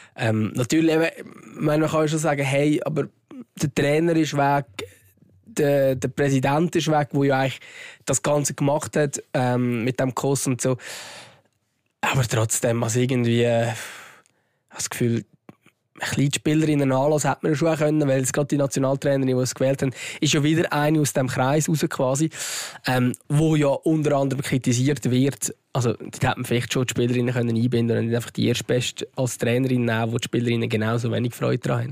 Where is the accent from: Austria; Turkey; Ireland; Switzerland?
Switzerland; dass wir hier in der Schweiz geboren sind